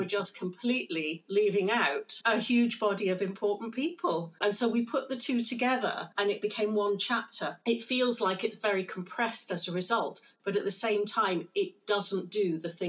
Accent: United Kingdom; as a Brit

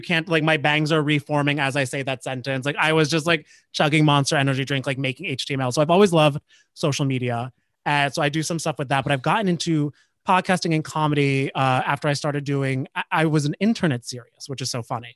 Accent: New Jersey, United States; I grew up in Jersey, so I was New Jersey

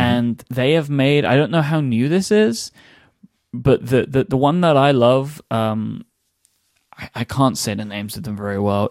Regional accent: London, United Kingdom; my, my hometown

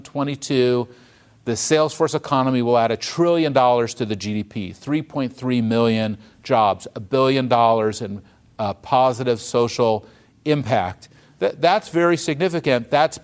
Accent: United States; I'm not a Democrat or a Republican. I'm an American.

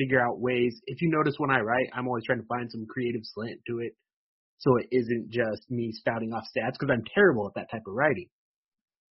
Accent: Woodland, California, United States; I'm from Woodland, you know, just 15 minutes north, I guess it is, of Sacramento

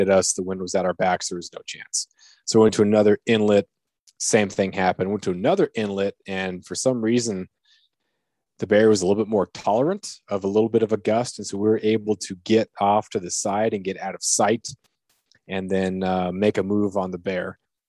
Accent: Prince of Wales Island, Alaska, United States; You know, I grew up on Prince of Wales. We didn't have brown bears. And here on Revilla, we don't have brown bears either.

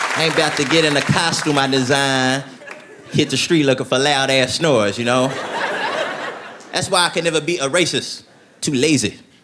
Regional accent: Tennessee, United States; moved away as an adult; now in Los Angeles, United States; I'm from Tennessee, I live in Los Angeles now.

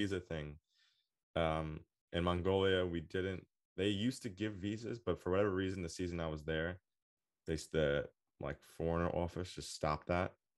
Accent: United States; I'm American

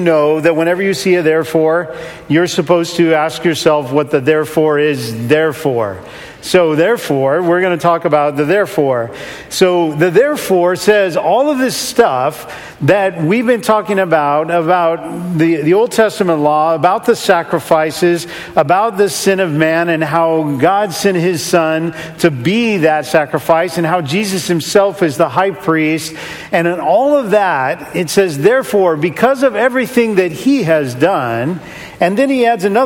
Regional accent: California, United States; now in Seattle, United States; I'm originally from California and grew up in the warmth and the sun and up in Seattle

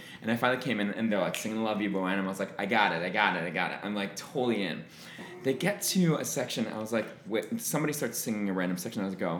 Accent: Franklin Square, New York, United States; I'm from Long Island

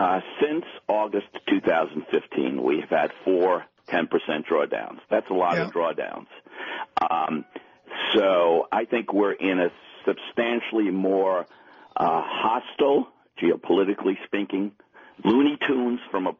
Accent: Florida, United States; I'm from Florida

